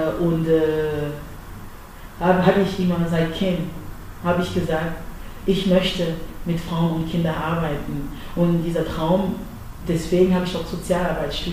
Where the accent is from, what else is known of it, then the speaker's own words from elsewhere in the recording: Cameroon; now in Dresden, Germany; das Essen aus äh, Kamerun, meine, mein Herkunftsland, präsentieren